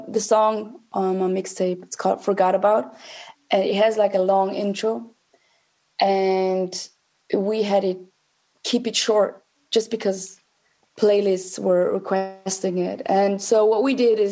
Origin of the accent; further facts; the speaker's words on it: St. Gallen, Switzerland; also born or lived in Zurich; Home was in St. Gallen, which is a small town in Switzerland. I was born and raised in Switzerland.